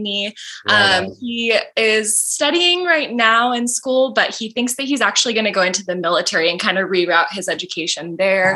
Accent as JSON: {"language": "English", "town": "Vacaville", "region": "California", "country": "United States", "tie": "born or raised there", "said": "I'm from Vacaville, California."}